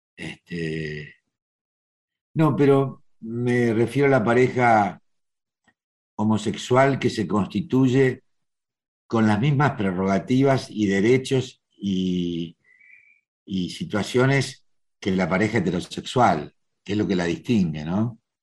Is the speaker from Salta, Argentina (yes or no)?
no; Buenos Aires, Argentina; nací en el barrio judío, en el corazón de Once.